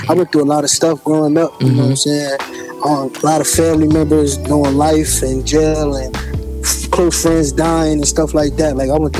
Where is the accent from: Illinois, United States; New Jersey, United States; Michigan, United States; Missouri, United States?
New Jersey, United States; Trenton; I'm from Trenton, New Jersey.